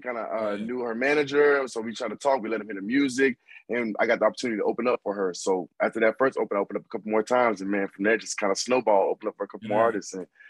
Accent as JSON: {"language": "English", "town": "Miami", "region": "Florida", "country": "United States", "tie": "born or raised there", "also_born_or_lived": "Boynton Beach, Florida", "said": "So I'm originally from Boynton Beach, Florida, but I moved to Miami when I was young. So I claim both. I claim both Boynton and Miami."}